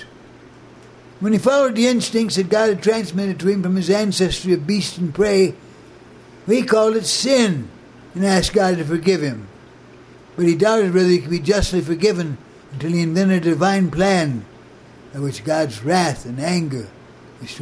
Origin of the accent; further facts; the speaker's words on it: Muskegon, Michigan, United States; now in Boulder, United States; I was born in Muskegon, Michigan